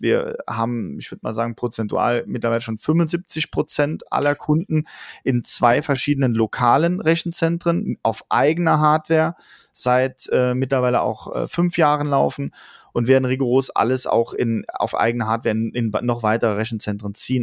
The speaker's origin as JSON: {"language": "German", "region": "Saarland", "country": "Germany", "said": "wir sind aus dem Saarland, das größte Bundesland der Welt"}